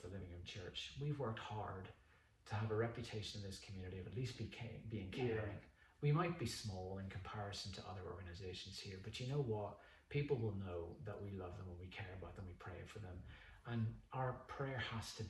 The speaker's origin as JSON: {"language": "English", "region": "Northern Ireland", "country": "United Kingdom", "also_born_or_lived": "Mexico", "moved": "as an adult", "lives_now": "Wallyford, United Kingdom", "said": "as a Northern Irish person"}